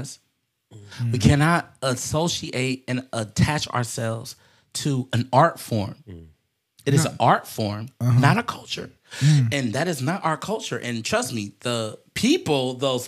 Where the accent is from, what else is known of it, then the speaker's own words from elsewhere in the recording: United States; I am an American